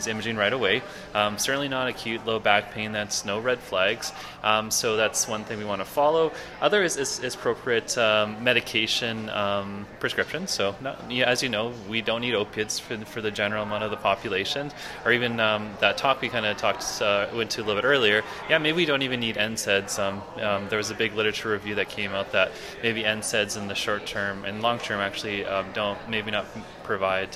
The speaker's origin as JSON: {"language": "English", "town": "Edmonton", "region": "Alberta", "country": "Canada", "said": "I reside, or I'm from Edmonton, Alberta"}